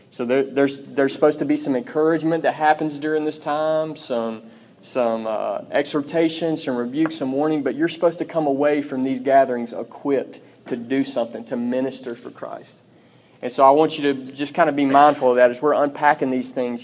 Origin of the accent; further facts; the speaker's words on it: Pearl, United States; I'm from Pearl.